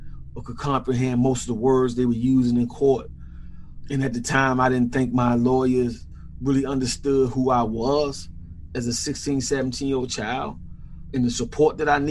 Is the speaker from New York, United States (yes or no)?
no; Washington, District of Columbia, United States; as a child growing up in Washington, D.C., it was a city that I loved then